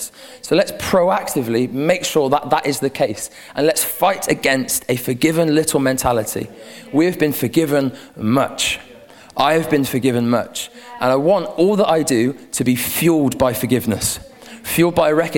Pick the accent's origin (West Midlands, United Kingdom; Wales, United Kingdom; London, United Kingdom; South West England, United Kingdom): South West England, United Kingdom; Gloucestershire; Me too! I'm from Gloucestershire